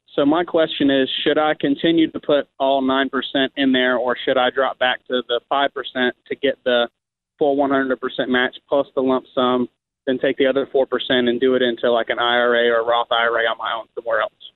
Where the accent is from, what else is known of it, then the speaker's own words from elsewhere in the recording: Atlanta, Georgia, United States; I grew up in Atlanta